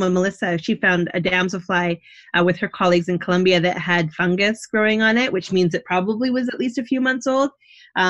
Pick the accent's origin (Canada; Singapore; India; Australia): Canada; now in New Jersey, United States; I'm from Canada